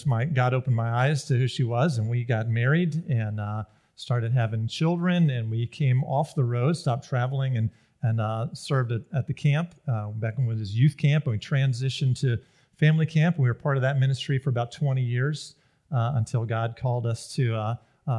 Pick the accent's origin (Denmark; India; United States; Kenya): United States; Greenville, South Carolina; moved away as an adult; also born or lived in the Midwest; I grew up in Greenville, South Carolina, lived the first 20 years of my life there